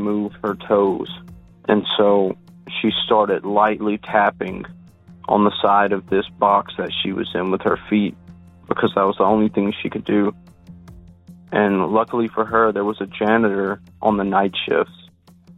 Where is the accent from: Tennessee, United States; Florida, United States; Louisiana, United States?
Louisiana, United States; South; I'm from a small town in South Louisiana